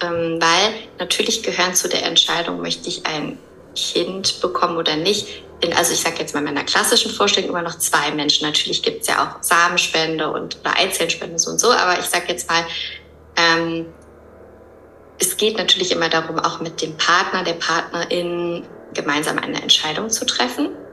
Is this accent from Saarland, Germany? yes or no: no; Höhr-Grenzhausen, Rhineland-Palatinate, Germany; moved away as an adult; also born or lived in Cologne; now in Barcelona, Spain; Ursprünglich komme ich aber aus dem Westerwald